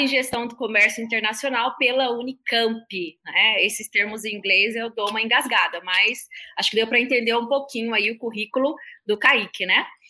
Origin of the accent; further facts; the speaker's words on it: Terra Nova do Norte, Mato Grosso, Brazil; aqui de Mato Grosso, da minha terrinha, né, de Terra Nova do Norte